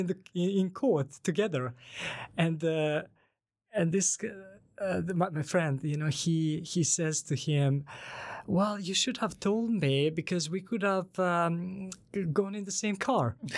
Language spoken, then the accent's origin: English; Banja Luka, Republika Srpska, Bosnia & Herzegovina; first language Bosnian; English is a second language; now in Sweden; I'm from Banja Luka.